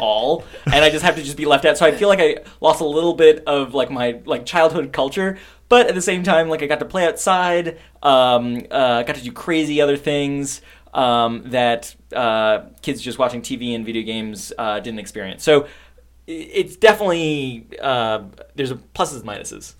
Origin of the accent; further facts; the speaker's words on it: New York City, New York, United States; I am from New York. I uh, grew up in Long Island, Queens